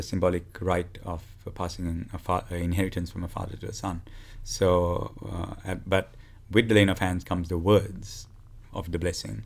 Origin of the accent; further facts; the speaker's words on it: Sri Lanka; I'm from Sri Lanka.